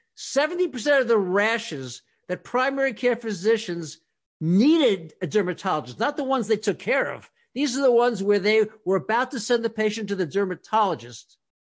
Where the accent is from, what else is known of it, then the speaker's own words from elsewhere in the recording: North Carolina, United States; growing up in North Carolina